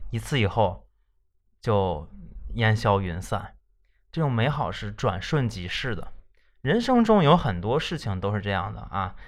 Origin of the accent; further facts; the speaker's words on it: northern China, China; 我们北方人